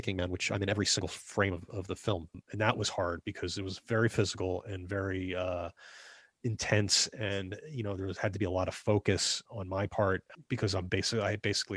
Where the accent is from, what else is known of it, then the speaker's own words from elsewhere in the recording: New Jersey, United States; I'm from New Jersey